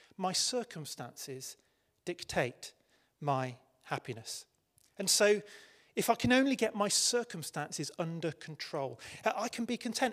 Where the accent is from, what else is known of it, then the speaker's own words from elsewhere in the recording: United Kingdom; I'm British